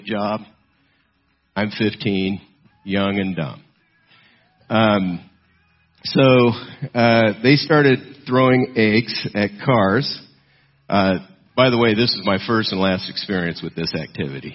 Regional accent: South Gate, California, United States; I grew up in Southgate, California

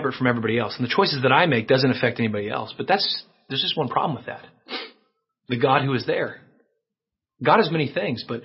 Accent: United States; as Christians in our culture, growing up in America as we have

